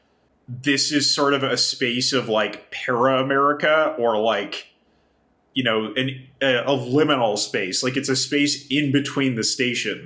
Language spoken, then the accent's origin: English; Kamloops, British Columbia, Canada; moved away; also born or lived in Japan; I grew up in Kamloops in British Columbia